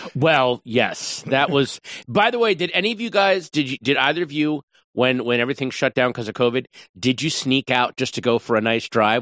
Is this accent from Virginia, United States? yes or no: yes; Northern Virginia, United States; moved away as an adult; now in Los Angeles, United States; a suburban Northern Virginia boy